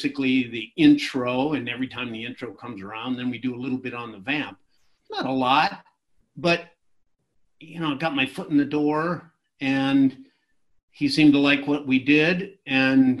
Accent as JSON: {"language": "English", "region": "small town in Illinois", "country": "United States", "also_born_or_lived": "Indiana / Hawaii", "moved": "as an adult", "lives_now": "Los Angeles, United States", "said": "I am, from small town in Illinois, and then went to Indiana University. And so, yeah, my roots are back there."}